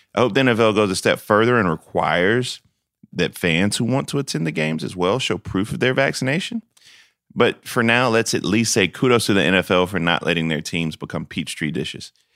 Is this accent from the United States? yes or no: yes; Denmark, South Carolina, United States; As a kid from the big city of Denmark, South Carolina, where I got three stoplights and a blinking light